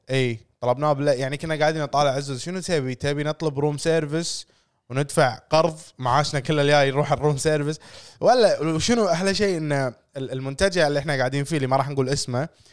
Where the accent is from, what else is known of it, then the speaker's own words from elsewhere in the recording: Kuwait; إحنا ككويتيين